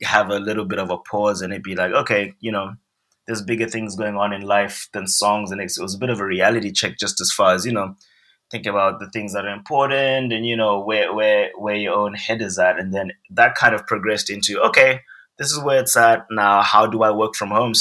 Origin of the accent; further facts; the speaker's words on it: Harare, Zimbabwe; moved away as an adult; also born or lived in England; now in Los Angeles, United States; I'm from Zimbabwe. Mm-hmm. And so I'm born and raised in Zimbabwe. I grew up there.